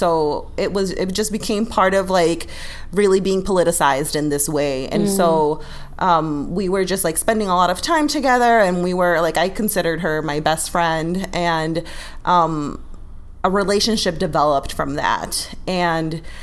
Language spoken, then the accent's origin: English; Ecuador; living in Ecuador and growing up in Ecuador